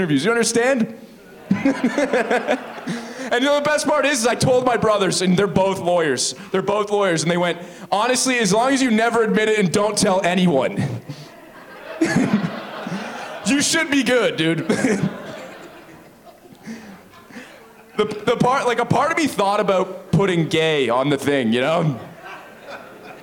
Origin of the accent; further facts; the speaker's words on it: Oakville, Ontario, Canada; I'm from Oakville.